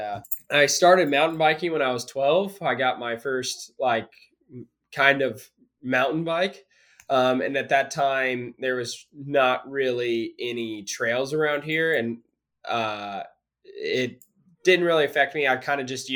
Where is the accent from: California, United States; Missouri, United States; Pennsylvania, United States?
Missouri, United States; Springfield; I'm originally from Springfield, but a lot of my family lived out there